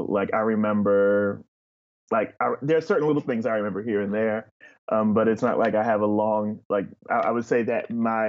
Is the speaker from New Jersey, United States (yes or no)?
yes; Asbury Park, New Jersey, United States; also born or lived in North Carolina / Montana; I grew up in Asbury Park, New Jersey. My parents are from there.